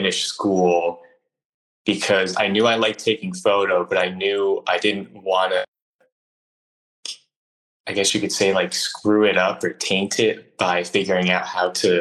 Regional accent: Northern New Jersey, United States; now in Philadelphia, United States; where I grew up in Northern New Jersey was abandoned factories

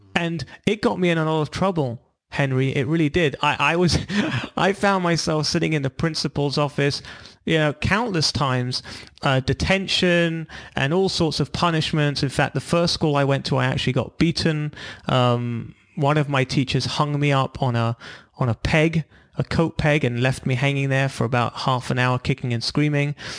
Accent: London, United Kingdom; moved away as an adult; also born or lived in Israel / California; I'm from London originally. We moved to California

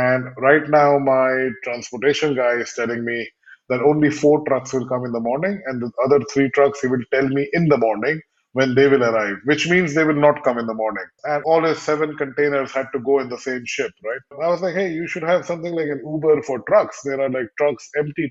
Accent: India; moved away as an adult; also born or lived in United Kingdom / Edinburgh / London / Los Angeles; I was brought up primarily in India with a few years, in the UK, then finished my higher education in the UK

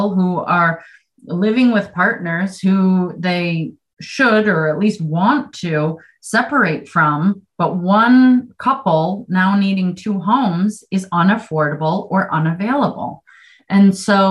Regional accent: Western New York, United States; moved away as an adult; now in Vermont, United States; if you can't tell by a slight accent, that I'm not from Vermont. And so I've only been here about 20 years. And being from New York, Western New York

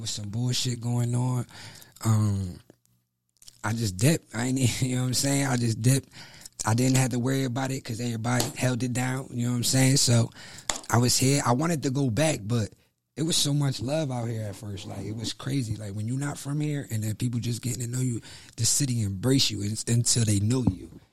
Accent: New Jersey, United States; now in Fayetteville, United States; I'm from Jersey

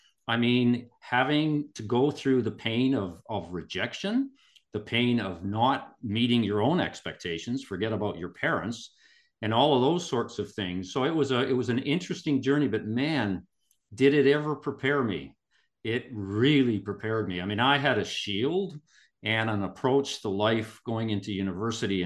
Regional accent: Kimberley, British Columbia, Canada; now in Vancouver, Canada; I was born and raised in Kimberley, British Columbia, Canada

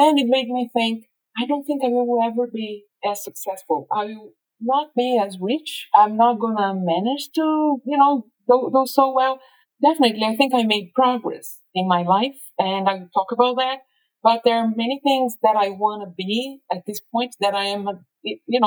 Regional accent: São Paulo, Brazil; I was born in Brazil, and São Paulo, like I said, a middle child of a very humble family, you know, lived in a neighborhood that was predominantly Black

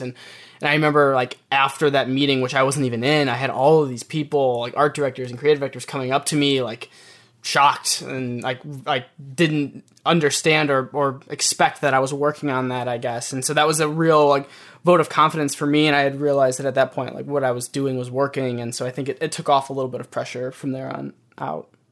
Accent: Michigan, United States; moved away as an adult; now in New York, United States; I'm born and raised in Michigan, so moving to New York for the first time was a bit of a culture shock

